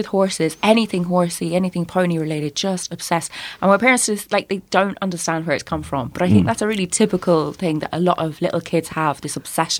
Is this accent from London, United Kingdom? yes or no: yes; London, United Kingdom; So I grew up in London, hence the accent. And we lived in this like quite horrid old council house